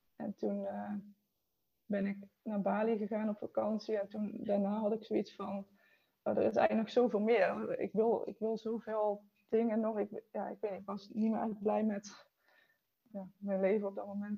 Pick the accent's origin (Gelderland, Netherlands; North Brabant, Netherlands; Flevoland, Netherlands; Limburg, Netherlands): North Brabant, Netherlands; Eindhoven; ik kom uit Eindhoven